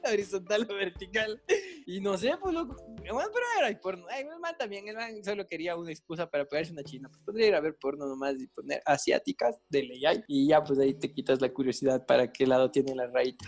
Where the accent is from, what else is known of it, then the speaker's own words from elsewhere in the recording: Latacunga, Cotopaxi, Ecuador; now in Quito, Ecuador; mi pueblo, no había blockbusters en Latacunga